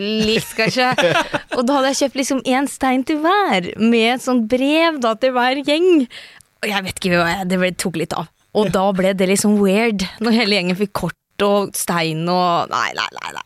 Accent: Skjeberg, Østfold, Norway; accent: Østfold; also born or lived in Trøndelag; jeg kommer fra Skjeberg

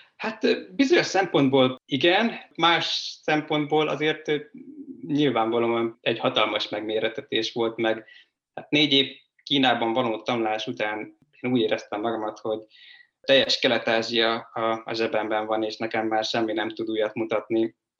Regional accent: a village in Pest County, Hungary; moved away as an adult; also born or lived in China / Budapest; én egy Pest megyei faluból származom

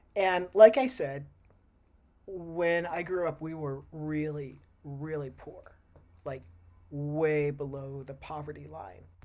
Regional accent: Texas, United States; moved away as an adult; now in Oregon, United States; I grew up in Texas

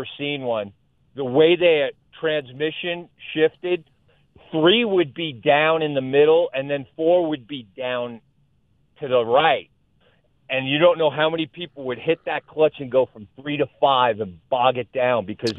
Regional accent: New York City, New York, United States; now in Fort Collins, United States; I grew up in New York City

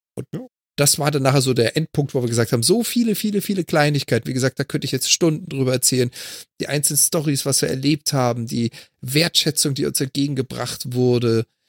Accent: Germany; als Deutscher

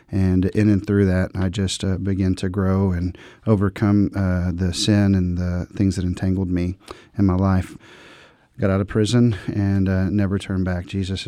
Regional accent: Dallas-Fort Worth, Texas, United States; I grew up in the Dallas-Fort Worth, Texas area.

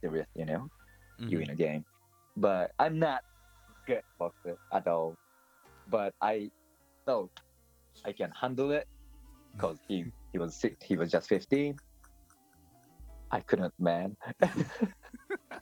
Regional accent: Tokyo, Japan; I'm from Tokyo. So everybody, all my relatives, most of my relatives live in Tokyo or Kanto

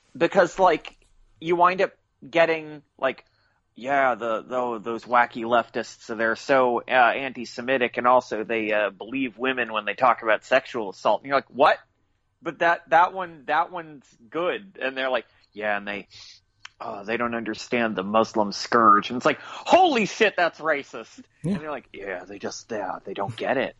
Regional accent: United States; I'm American

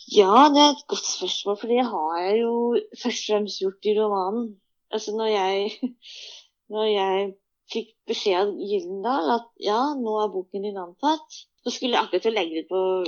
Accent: Norway; also born or lived in Busan, South Korea; jeg er norsk ferdig

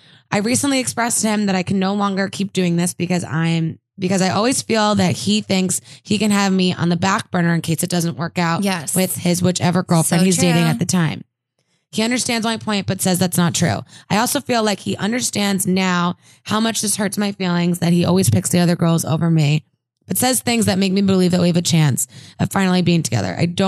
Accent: Minnesota, United States; I don't know why I have this accent all of a sudden. I'm from Minnesota.

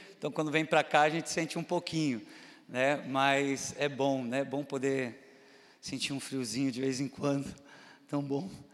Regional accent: Itupeva, São Paulo, Brazil; moved away; estar aqui, minha terrinha

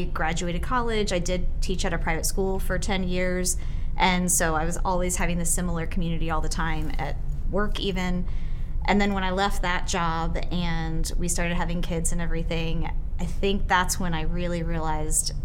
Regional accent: Maryland, United States; I actually grew up in Maryland, right outside D.C.

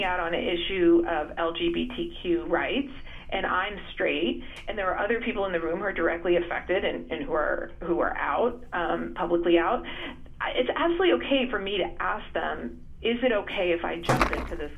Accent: United States; I'm Indian American, second generation

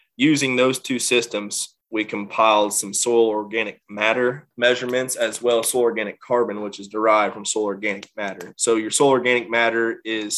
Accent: Illinois, United States; my home state of Illinois

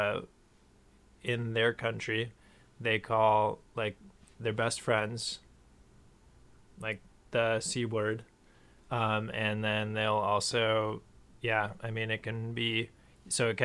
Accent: Minnesota, United States; I was from Minnesota

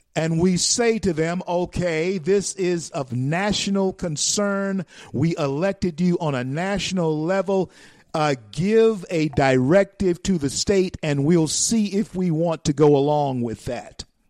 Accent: Louisiana, United States; moved away; I was born in Louisiana and born and raised raised in Louisiana

